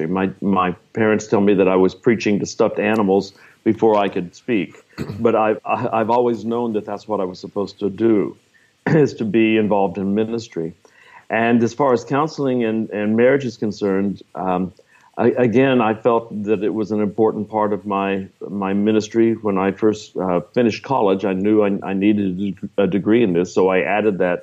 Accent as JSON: {"language": "English", "region": "Texas", "country": "United States", "tie": "born or raised there", "said": "I live in the Dallas area in Texas. Was actually born in Texas."}